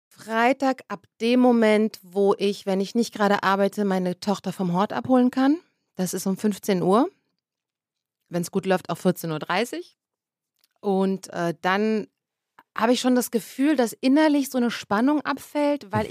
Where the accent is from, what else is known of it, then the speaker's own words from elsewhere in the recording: Berlin, Germany; ich bin ja wirklich ein Berliner Kind und wir haben zwar jetzt nie extrem zentral gewohnt